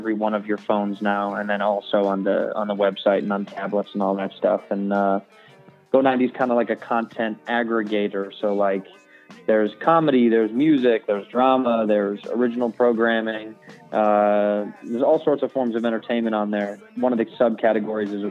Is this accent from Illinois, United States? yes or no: yes; Chicago, Illinois, United States; I'm born and raised in Chicago, Illinois